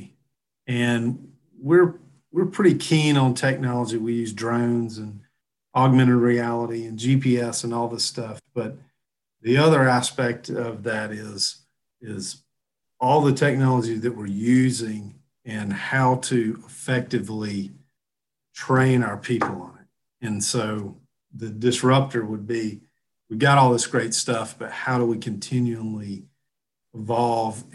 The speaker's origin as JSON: {"language": "English", "region": "the South", "country": "United States", "said": "I'm from the South, you know, we're big in the shagging and the oldies down here."}